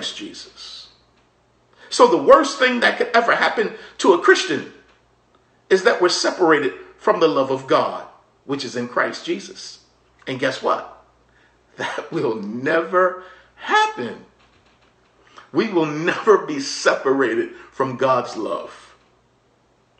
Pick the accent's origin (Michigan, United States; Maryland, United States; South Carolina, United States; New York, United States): Maryland, United States; we were growing up in Maryland